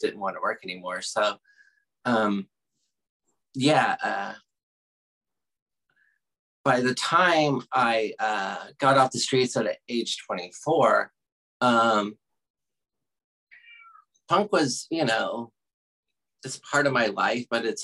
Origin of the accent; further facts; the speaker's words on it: Oklahoma, United States; moved away as an adult; now in Lawrence, Kansas, United States; I grew up in Oklahoma. I spent 20 years in Oklahoma